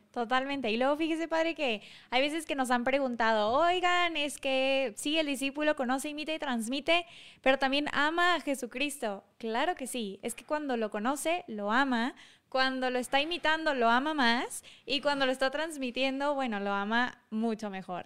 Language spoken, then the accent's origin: Spanish; Monclova, Coahuila, Mexico; en Monclova, donde, de donde yo soy